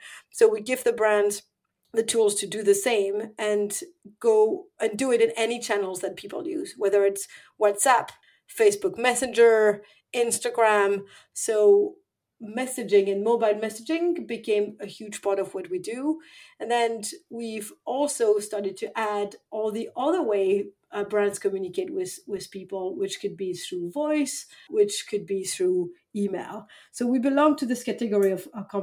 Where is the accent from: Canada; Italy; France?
France; moved away as an adult; also born or lived in London / Paris / San Francisco; now in Stockholm, Sweden; I was born and raised in France.